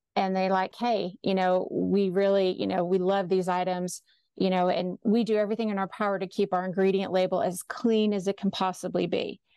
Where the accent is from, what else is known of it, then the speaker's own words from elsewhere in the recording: Austin, Texas, United States; I grew up in Austin, graduated from the University of Texas